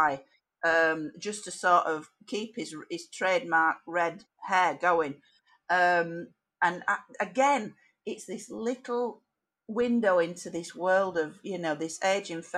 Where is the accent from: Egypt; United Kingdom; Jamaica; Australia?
United Kingdom; Barnsley, Yorkshire and the Humber; a woman born and bred in Barnsley in Yorkshire